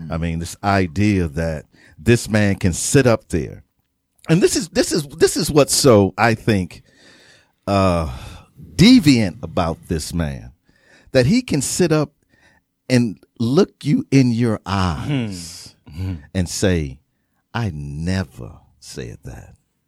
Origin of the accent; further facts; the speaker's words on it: Wisconsin, United States; I'm from Wisconsin.